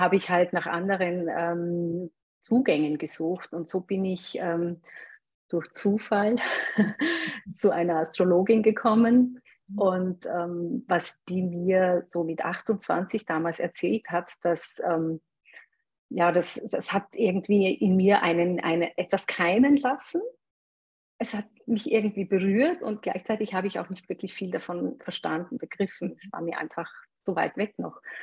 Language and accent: German; Eastern Styria, Austria; also born or lived in Graz; ich bin in der Oststeiermark aufgewachsen, in einem mini kleinen Dorf auf dem Bauernhof